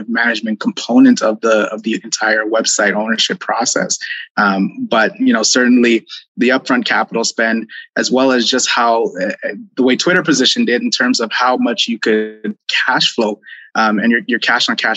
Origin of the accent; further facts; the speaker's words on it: Toronto, Ontario, Canada; now in Alberta, Canada; We're born and raised in Toronto